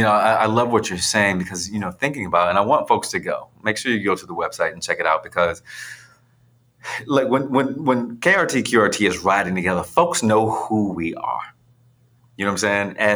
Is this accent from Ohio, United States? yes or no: no; Philadelphia, Pennsylvania, United States; I'm, I'm, a kid from Philly that it is now on national cycling magazines, right?